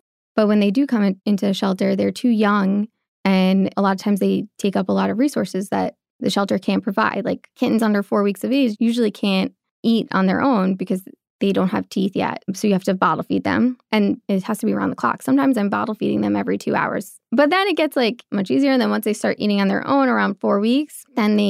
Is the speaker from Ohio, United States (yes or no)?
no; Long Island, New York, United States; moved away as an adult; now in Hoboken, United States; I'm from Long Island